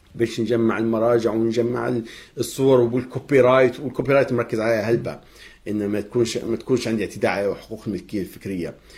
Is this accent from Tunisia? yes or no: no; Libya